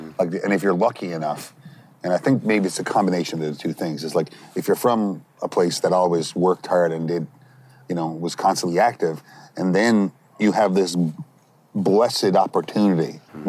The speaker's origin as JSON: {"language": "English", "town": "Petty Harbour", "region": "Newfoundland and Labrador", "country": "Canada", "tie": "born or raised there", "said": "growing up in Petty Harbour when I was a kid"}